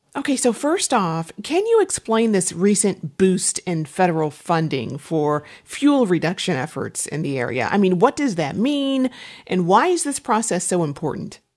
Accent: St. Louis, Missouri, United States; my hometown, Saint Louis

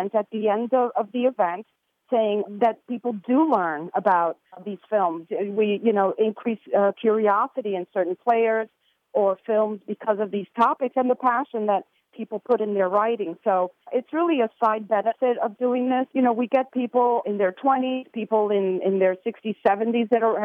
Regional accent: New York City, New York, United States; I grew up in the New York City area.

